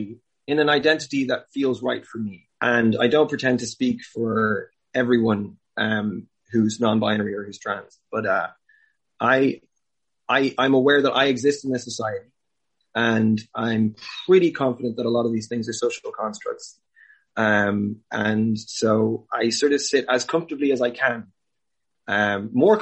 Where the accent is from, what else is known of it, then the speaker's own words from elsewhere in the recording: Clare, Munster, Ireland; I grew up in Ireland. I grew up in Clare